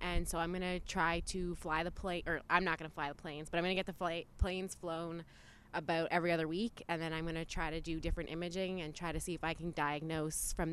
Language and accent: English; Mansfield, Ontario, Canada; I'm from Mansfield, Ontario.